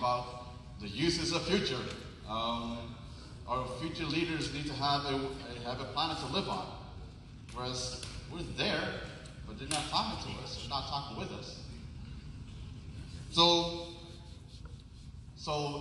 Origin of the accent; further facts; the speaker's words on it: Maluku, Indonesia; I'm from Maluku. If you don't know where it is right above Australia, between Australia and Philippines.